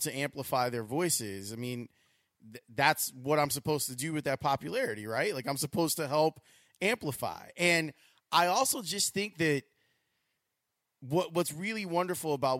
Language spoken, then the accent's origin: English; United States; As an American, as a Black American